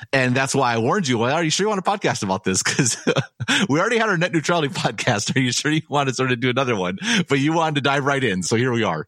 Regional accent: Madison, Wisconsin, United States; I grew up in Madison in this beautiful city

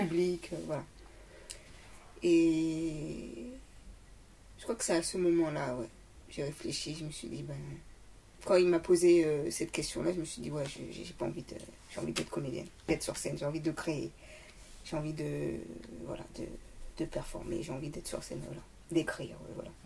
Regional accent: Paris, Île-de-France, France; je suis parisienne

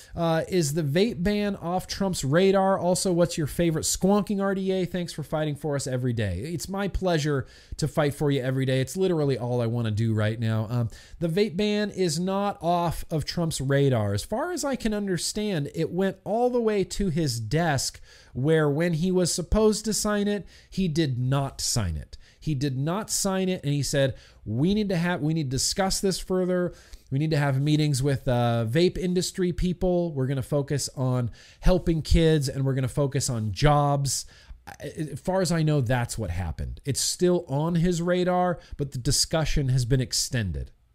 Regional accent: United States; as American citizens

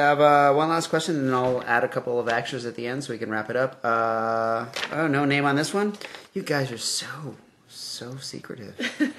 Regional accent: Mexico; I hope it's your real name. I am from Mexico.

